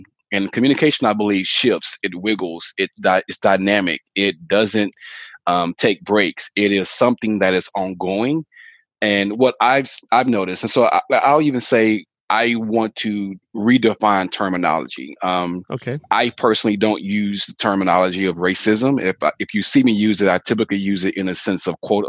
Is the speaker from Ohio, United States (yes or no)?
no; Fort Worth, Texas, United States; also born or lived in Arlington, Texas / Dallas; I am, born and raised in Fort Worth, Texas